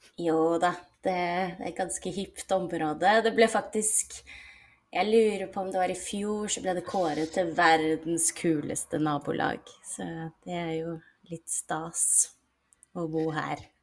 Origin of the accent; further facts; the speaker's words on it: Asker, Akershus, Norway; moved away as an adult; now in Copenhagen, Denmark; jag kommer från Asker som är cirka 20 minuter utanför Oslo, men jag flyttade till Köpenhamn för cirka 12 år sedan.